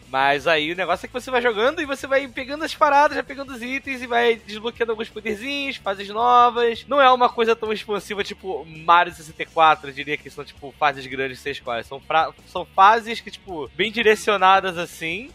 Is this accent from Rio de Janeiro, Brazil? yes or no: yes; Armação dos Búzios, Rio de Janeiro, Brazil; eu enrolo no espanhol porque eu cresci em Búzios